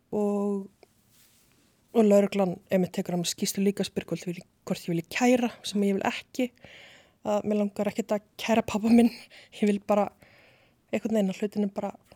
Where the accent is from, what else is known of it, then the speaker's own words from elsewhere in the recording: Reykjavík, Capital Region, Iceland; also born or lived in Seyðisfjörður; ég er fætt í Reykjavík og bý í Breiðholti í Hólakverfi þangu til að ég er nýjára